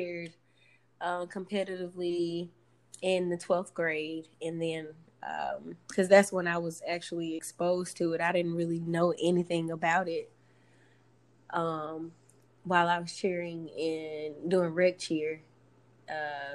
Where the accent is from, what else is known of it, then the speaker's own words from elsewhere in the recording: Alabama, United States; also born or lived in Louisiana; I was from Alabama